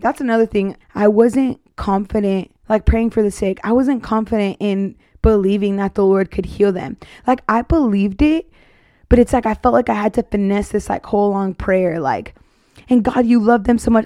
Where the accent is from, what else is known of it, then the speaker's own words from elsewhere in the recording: Arizona, United States; now in Texas, United States; I'm from Arizona